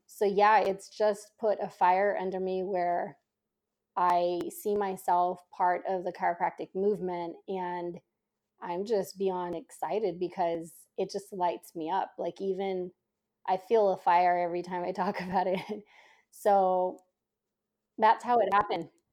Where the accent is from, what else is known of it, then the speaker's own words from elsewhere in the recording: San Jose, California, United States; I was born and raised in Silicon Valley, so specifically San Jose